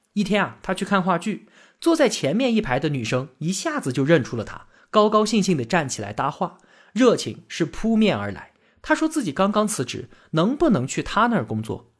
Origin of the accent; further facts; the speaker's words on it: China; 我们中国人是一个什么样的精神状态